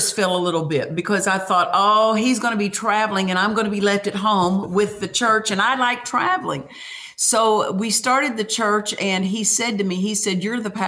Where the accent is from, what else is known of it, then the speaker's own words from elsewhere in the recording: Oklahoma, United States; my dad was a cotton and wheat farmer there. And I was raised in the Methodist church.